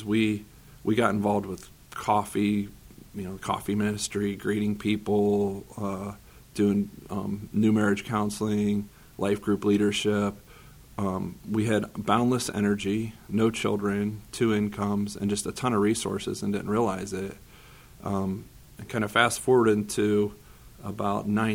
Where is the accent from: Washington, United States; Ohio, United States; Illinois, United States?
Ohio, United States; Green; I grew up in Northeast Ohio